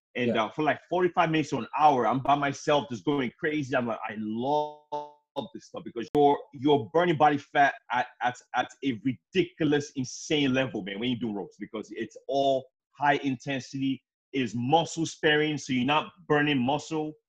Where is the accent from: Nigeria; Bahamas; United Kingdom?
Nigeria; I'm African. I'm from Nigeria